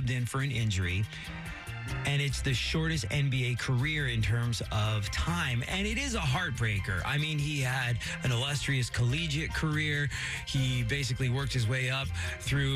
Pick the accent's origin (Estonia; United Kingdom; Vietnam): United Kingdom; England; moved away; growing up in England